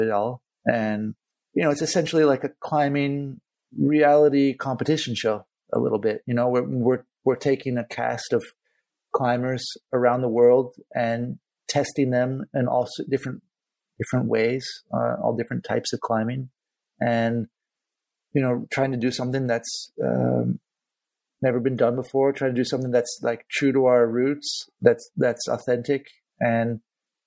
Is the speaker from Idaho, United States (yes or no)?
no; Santa Cruz, California, United States; moved away as an adult; also born or lived in Spain; now in Barcelona, Spain; growing up in Santa Cruz, being on the ocean